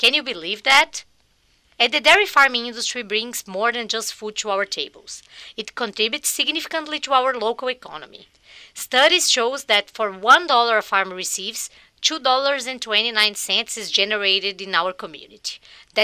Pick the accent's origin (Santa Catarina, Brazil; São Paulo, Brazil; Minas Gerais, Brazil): Minas Gerais, Brazil; also born or lived in Southwest New York; now in United States; I was born in Minas Gerais, the largest dairy-producing state in Brazil.